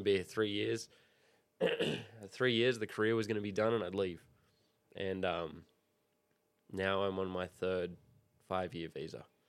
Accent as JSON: {"language": "English", "town": "Sydney", "region": "New South Wales", "country": "Australia", "moved": "yes", "lives_now": "United States", "said": "I'm from Sydney"}